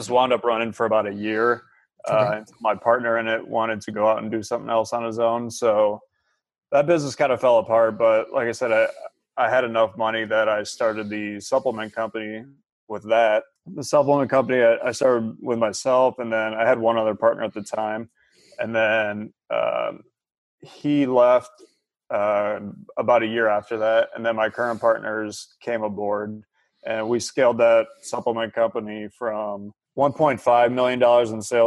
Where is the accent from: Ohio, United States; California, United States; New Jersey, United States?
Ohio, United States; near Cleveland; I grew up like right near Cleveland